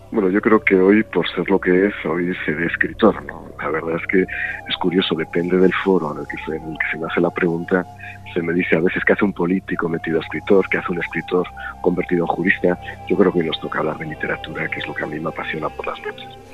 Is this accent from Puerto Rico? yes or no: no; Jaca, Aragon, Spain; yo, nací en Jaque